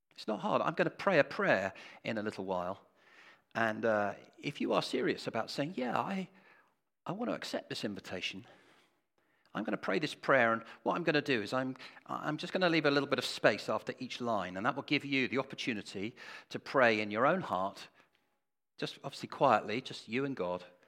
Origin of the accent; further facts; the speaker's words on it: England, United Kingdom; We are so English